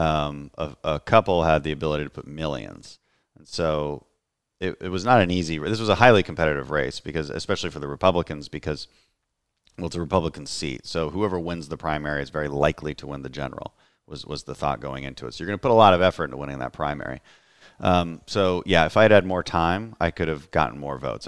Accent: Texas 2nd congressional district, United States; my hometown congressman, Ted Poe, announced retirement here in the second district where we are right now

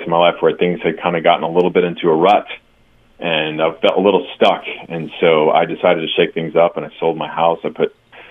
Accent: East Coast, United States; moved away as an adult; now in Los Angeles, United States; I grew up on the East Coast.

